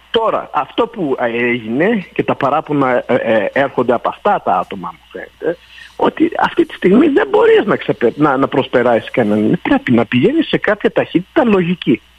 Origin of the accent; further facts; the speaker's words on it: Montreal, Quebec, Canada; μεγάλωσα στο Park X